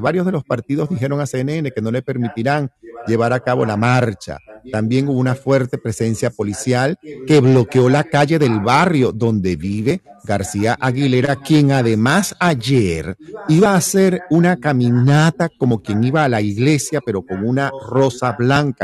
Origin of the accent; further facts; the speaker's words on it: Venezuela; moved away; los que venimos de Venezuela